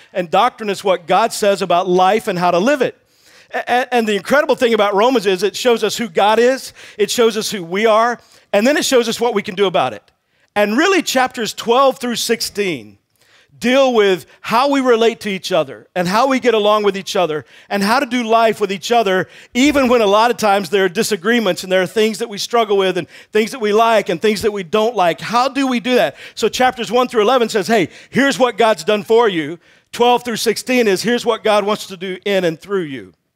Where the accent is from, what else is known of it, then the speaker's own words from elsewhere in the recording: Texas, United States; I grew up in Texas